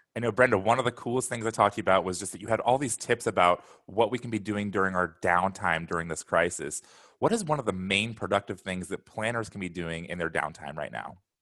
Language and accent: English; Portland, United States; I'm from Portland.